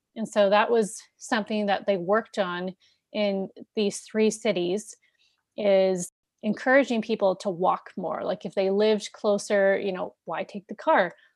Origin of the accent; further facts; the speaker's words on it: Canada; I'm Canadian, but, you know, we live very close to the U S